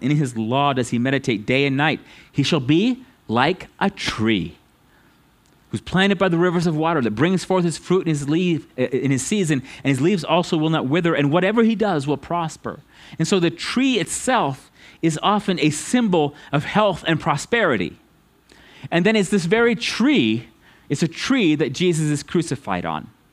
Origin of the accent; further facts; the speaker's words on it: United States; us as American Christians